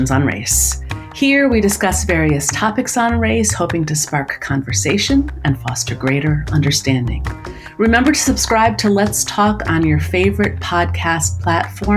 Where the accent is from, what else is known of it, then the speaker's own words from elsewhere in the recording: New York City, New York, United States; I grew up in Brooklyn, New York